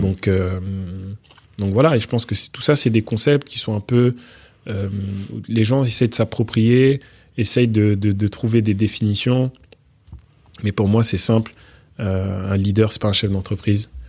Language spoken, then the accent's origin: French; Mantes-la-Jolie, Île-de-France, France; also born or lived in Portugal; je suis né euh, au Portugal. Ah. mes parents ont vécu au Portugal avant de venir en France et, mhm. de, et après avoir quitté le Sénégal et la Guinée. Et j'ai grandi ensuite en, en, région parisienne.